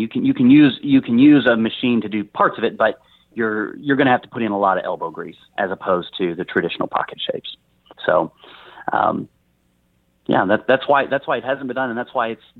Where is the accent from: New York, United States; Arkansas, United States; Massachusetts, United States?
Arkansas, United States; growing up in Arkansas in the shadow of this monster state